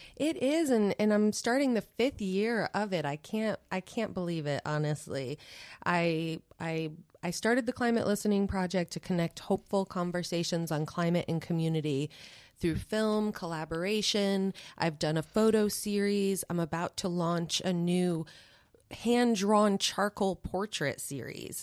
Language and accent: English; New York, United States; moved away; I am from New York originally